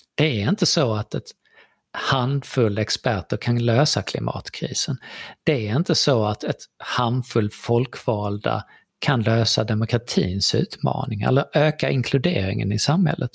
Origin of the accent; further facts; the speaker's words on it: Sweden; vi är ju svenskar så att vi säger ju saker på väldigt svenskt sätt